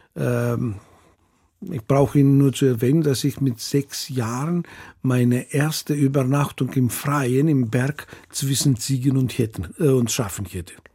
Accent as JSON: {"language": "German", "country": "Greece", "also_born_or_lived": "Munich, Germany", "moved": "yes", "lives_now": "Germany", "said": "als mhm. griechische Population in äh, Deutschland"}